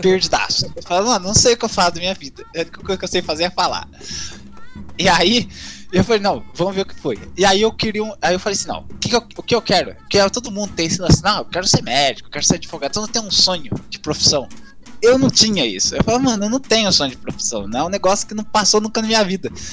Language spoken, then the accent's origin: Portuguese; Minas Gerais, Brazil; accent: caipira; also born or lived in Campinas; eu sou aqui de Minas, perto lá de São Paulo, meu sotaque acaba